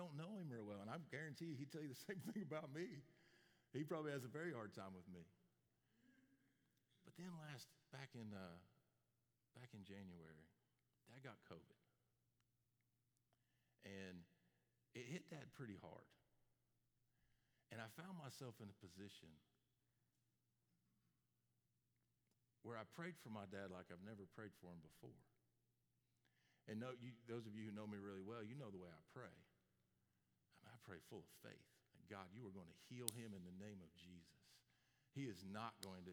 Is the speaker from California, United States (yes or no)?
no; Florida, United States; moved away; My dad and I grew up in Florida